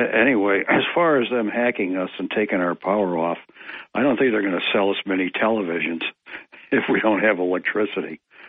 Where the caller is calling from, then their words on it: Ithaca, New York, United States; Greater Ithaca would like to respond about the Chinese hacking.